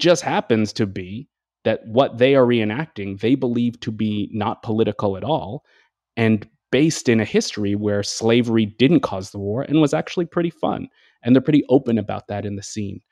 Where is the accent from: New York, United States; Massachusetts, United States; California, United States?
Massachusetts, United States; I grew up in Massachusetts in the New England area